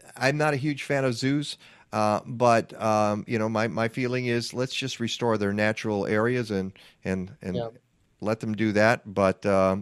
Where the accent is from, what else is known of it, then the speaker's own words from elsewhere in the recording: Detroit, Michigan, United States; when I grew up in Detroit, and I went to the Detroit Zoo.